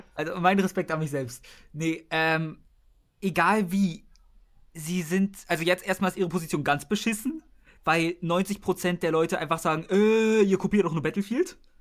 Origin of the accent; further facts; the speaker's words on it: Germany; wir sind Deutsche